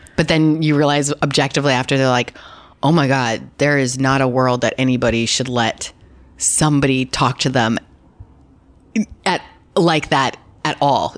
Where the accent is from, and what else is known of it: Canada; accent: Canadian; now in Los Angeles, United States